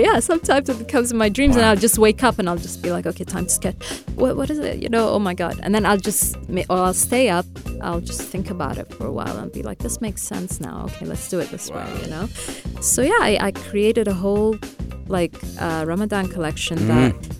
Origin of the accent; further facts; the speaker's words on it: Khartoum, Sudan; born there; See, I was born in Sudan, in Khartoum.